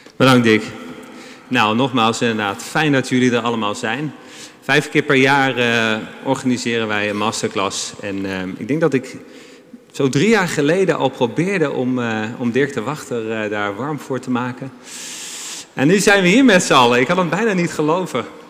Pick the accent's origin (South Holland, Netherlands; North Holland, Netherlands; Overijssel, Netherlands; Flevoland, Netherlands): North Holland, Netherlands; Amsterdam; ons als Amsterdammers